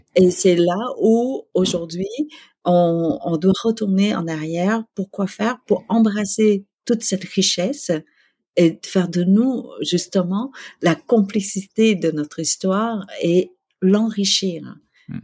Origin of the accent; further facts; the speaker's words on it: Quebec, Canada; also born or lived in Vietnam / Malaysia; en tant que Québécois